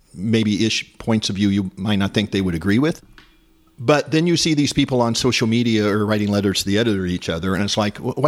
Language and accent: English; Corning, California, United States; also born or lived in San Francisco Bay Area, California; I grew up locally near Corning, fifth generation sheep ranch